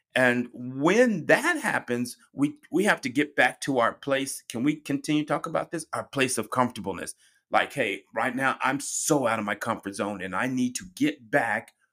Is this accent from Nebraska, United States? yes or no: no; Colorado, United States; moved away; I'm originally from Colorado and we're known for our heavy snow, blizzards